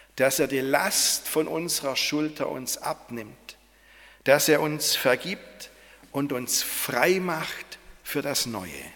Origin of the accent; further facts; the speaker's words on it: Swabia, Germany; als Schwabe